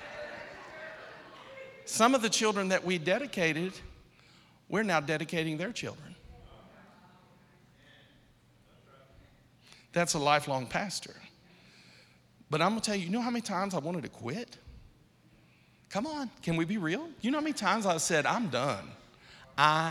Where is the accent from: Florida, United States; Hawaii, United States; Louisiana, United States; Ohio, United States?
Ohio, United States; Akron; I'm from Akron, Ohio